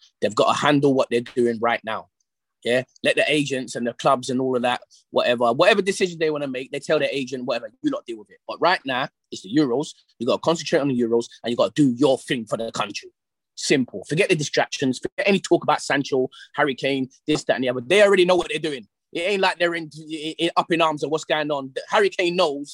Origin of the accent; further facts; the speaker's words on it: England, United Kingdom; I'm English.